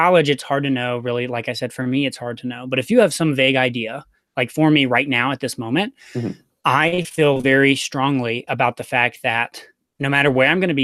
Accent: Chattanooga, Tennessee, United States; moved away; I'm from Chattanooga.

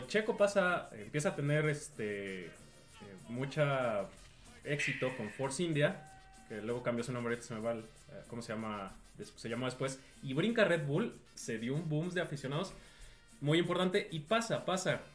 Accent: Mexico

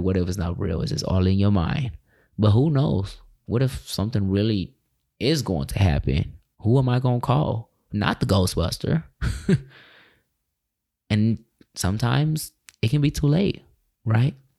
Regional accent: California, United States; moved away as an adult; now in Tulsa, United States; I left my hometown, California

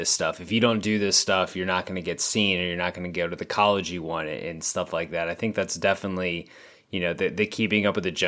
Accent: Texas, United States; I grew up in Texas

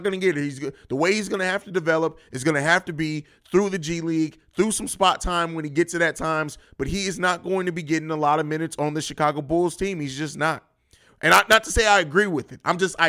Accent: Italy; Oh, well, I grew up in Europe. … actually isn't a girl's name over there. It's kind of pretty kind of common, especially where I lived in Italy.

